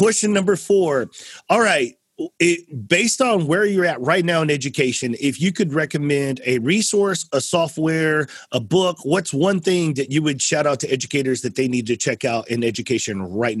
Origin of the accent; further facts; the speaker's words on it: San Antonio, Texas, United States; Growing up in San Antonio, grew up in Hispanic culture, language, took 2 years in high school, clept out of 9 hours in college. I wouldn't say I was fluent, but pretty good at it.